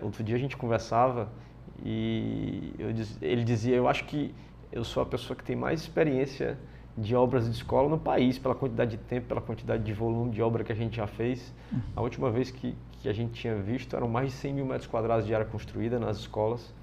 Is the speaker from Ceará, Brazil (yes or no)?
yes; Fortaleza, Ceará, Brazil; eu sou cearense, né? é, nasci em 79, em Fortaleza, é, e Sou o filho mais velho do Otto e da Guida, né, meus pais. Depois eu tive três irmãs mulheres, Patrícia, Paula e Luciana. É, morei a minha vida inteira nas Seis Bocas.